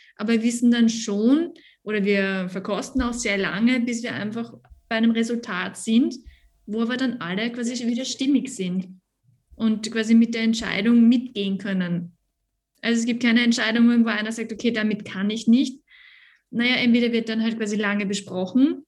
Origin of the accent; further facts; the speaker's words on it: Carnuntum, Lower Austria, Austria; Ich bin aus dem Niederösterreich